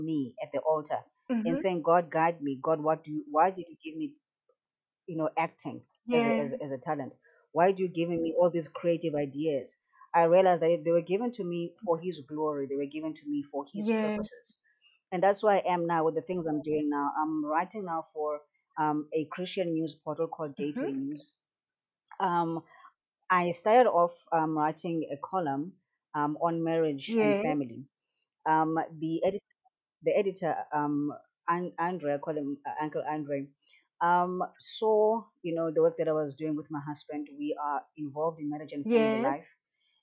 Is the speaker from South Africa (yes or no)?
yes; Port Alfred, Eastern Cape, South Africa; also born or lived in Port Elizabeth; grew up in Port Alfred, in the Eastern Cape